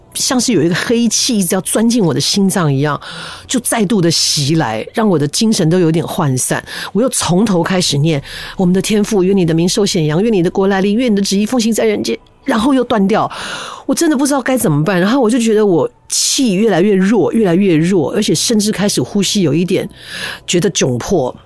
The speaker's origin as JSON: {"language": "Chinese", "region": "Taipei", "country": "Taiwan", "tie": "born or raised there", "also_born_or_lived": "Taichung", "said": "我们家刚搬到台北，我在台中出生啊，搬到台北的第一个家，它是一个一楼带阁楼的"}